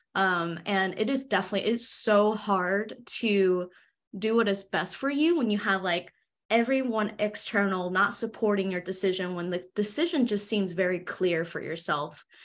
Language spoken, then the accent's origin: English; United States; I'm Chinese American, so I was born and raised in America